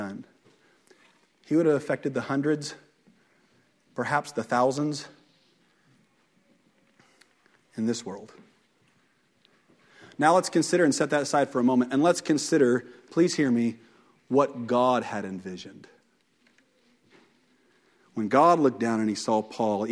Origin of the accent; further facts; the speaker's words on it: Fairland, United States; I grew up in Fairland